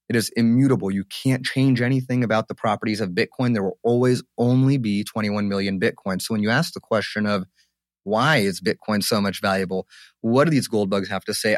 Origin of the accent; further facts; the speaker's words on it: Egypt; now in United States; my home country, Egypt